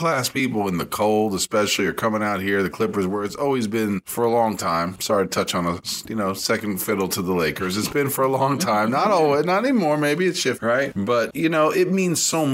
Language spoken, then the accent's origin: English; New York, United States; moved away; growing up in New York